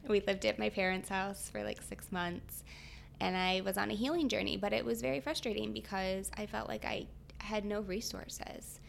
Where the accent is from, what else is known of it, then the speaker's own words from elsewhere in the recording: Michigan, United States; I'm from Michigan, so I went to Michigan State